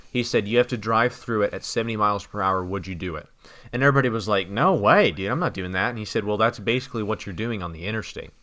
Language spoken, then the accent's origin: English; United States; I'm an American